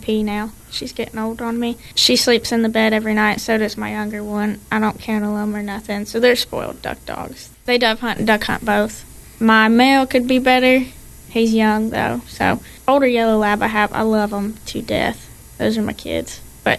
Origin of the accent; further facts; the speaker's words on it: Ohio, United States; now in Tennessee, United States; I'm originally from Ohio